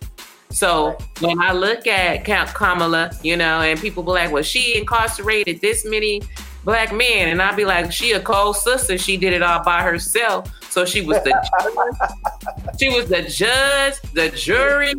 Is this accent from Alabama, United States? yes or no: no; California, United States; I'm from Cali